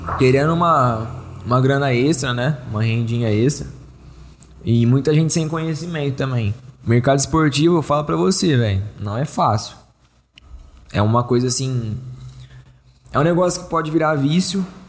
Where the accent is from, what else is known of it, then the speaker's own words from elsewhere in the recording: Brazil; eu sou brasileiro